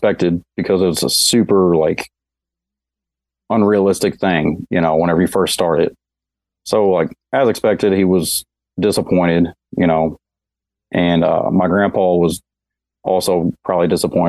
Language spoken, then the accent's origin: English; Newburgh, Indiana, United States; moved away as an adult; also born or lived in Madisonville, Kentucky; now in Nashville, United States; I was born in Madisonville, Kentucky, and I grew up in Newburgh, Indiana, mainly.